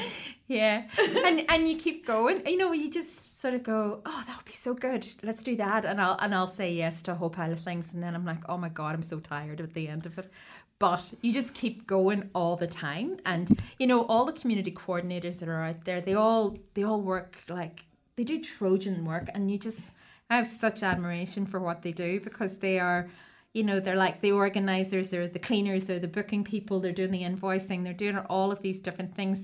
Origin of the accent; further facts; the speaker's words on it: Ireland; moved away as an adult; also born or lived in Sydney, Australia; now in Wellington, New Zealand; I'm Irish as well.